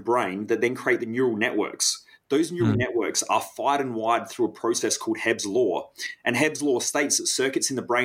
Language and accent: English; South Australian countryside, Australia; growing up in the South Australian countryside, there were a lot of brown snakes.